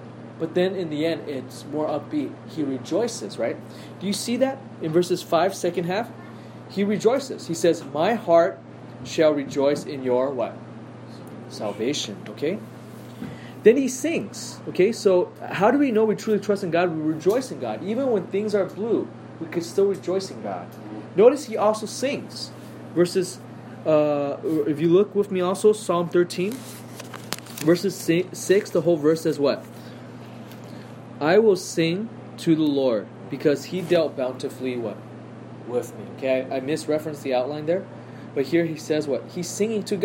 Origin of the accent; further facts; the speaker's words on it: United States; I am so spoiled as an American.